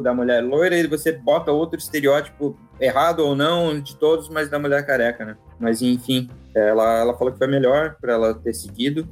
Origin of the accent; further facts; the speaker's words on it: Curitiba, Paraná, Brazil; now in Germany; eu sou de Curitiba, eu estava lá visitando meus pais